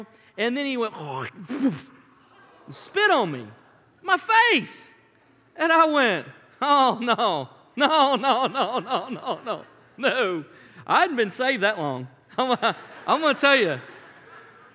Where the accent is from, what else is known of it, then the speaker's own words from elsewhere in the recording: Memphis, Tennessee, United States; I grew up in Memphis